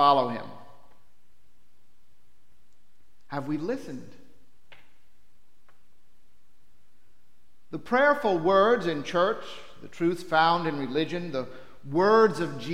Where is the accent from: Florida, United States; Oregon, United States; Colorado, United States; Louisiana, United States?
Louisiana, United States; New Orleans; Growing up in New Orleans